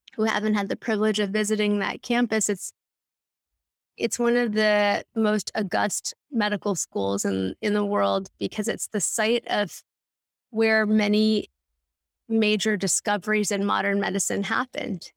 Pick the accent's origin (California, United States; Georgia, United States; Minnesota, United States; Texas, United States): California, United States; Los Angeles; now in New York City, United States; I grew up in L